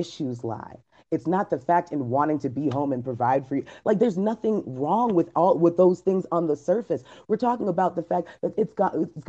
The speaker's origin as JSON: {"language": "English", "country": "United States", "said": "this is where I'm from. I'm from America"}